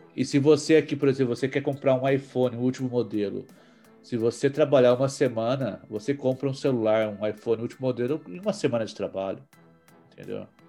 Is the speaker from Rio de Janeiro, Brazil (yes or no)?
no; São Paulo, Brazil; moved away as an adult; now in New York, United States; eu sou de São Paulo e eu estou aqui nos Estados Unidos, uh, em Nova York especificamente